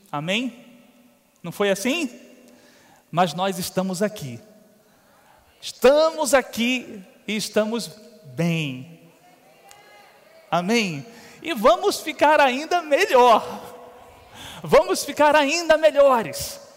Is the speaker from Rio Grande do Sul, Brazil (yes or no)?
no; Uberlândia, Minas Gerais, Brazil; now in Campina Grande, Brazil; Eu não sou natural de Campina Grande, mas me considero da terra. Estou melhorando um pouquinho meu sotaque, daqui a pouco eu chego lá. Mas já tenho dois meninos que são daqui, o Pedro e a Amanda. Eu e Clícia viemos de Uberlândia.